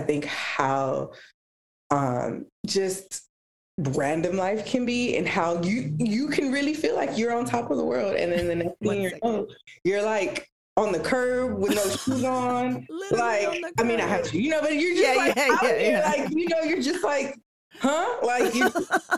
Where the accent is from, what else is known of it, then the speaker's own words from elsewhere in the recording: Los Angeles, California, United States; first language Spanish; English is a second language; also born or lived in Downey / Paramount; So I was born and raised here in Los Angeles. I grew up actually in the area that I still live